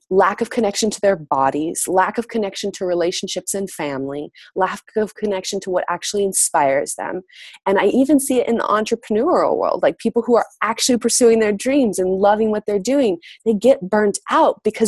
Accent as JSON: {"language": "English", "country": "United States", "said": "I'm from the United States."}